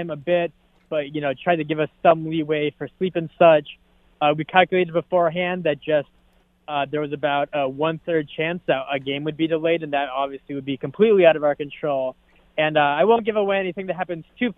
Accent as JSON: {"language": "English", "town": "Boston", "region": "Massachusetts", "country": "United States", "tie": "born or raised there", "said": "growing up in Boston, Fenway"}